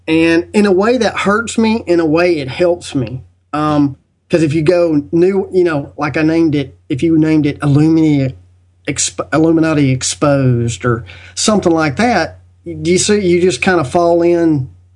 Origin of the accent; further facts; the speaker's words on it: United States; I was born in the United States